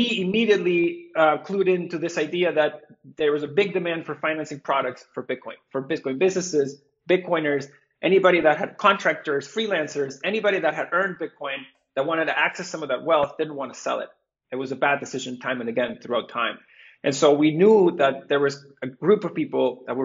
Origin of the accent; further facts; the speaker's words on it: Venezuela; I was born and raised in Venezuela